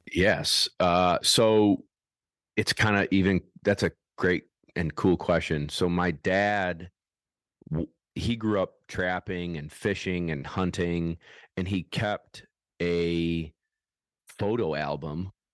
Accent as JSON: {"language": "English", "town": "Syracuse", "region": "New York", "country": "United States", "also_born_or_lived": "South Carolina", "said": "I'm from Syracuse, New York"}